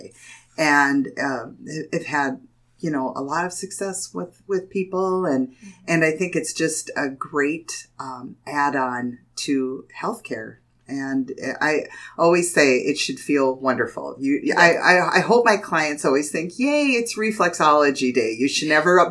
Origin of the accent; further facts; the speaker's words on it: Jamestown, North Dakota, United States; I've been born and raised in Jamestown. I've lived here in Jamestown, North Dakota my whole life.